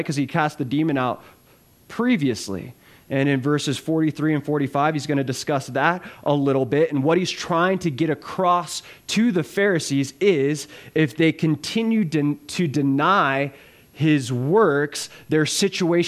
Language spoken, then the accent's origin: English; South Florida, United States; now in Running Springs, United States; I'm from South Florida